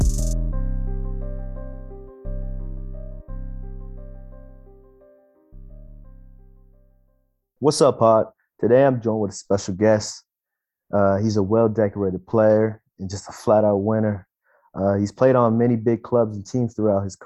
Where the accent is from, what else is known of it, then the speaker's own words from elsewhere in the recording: California, United States; I'm from Cali